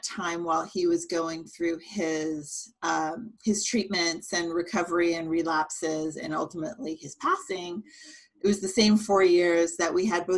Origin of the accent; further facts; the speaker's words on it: San Jose, California, United States; also born or lived in Cupertino, California; now in Santa Cruz, United States; I grew up in Silicon Valley, so San Jose, Cupertino area